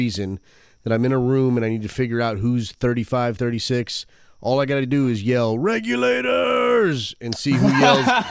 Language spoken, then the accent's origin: English; Michigan, United States; now in Florida, United States; I'm originally from Michigan, so my accent is exactly that. It's kind of, because I've been down here in Florida for so fucking long